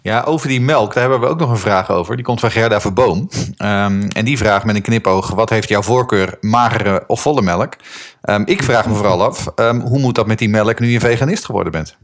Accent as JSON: {"language": "Dutch", "town": "Haarlem", "region": "North Holland", "country": "Netherlands", "tie": "born or raised there", "said": "ik bracht mijn jeugd door in Haarlem"}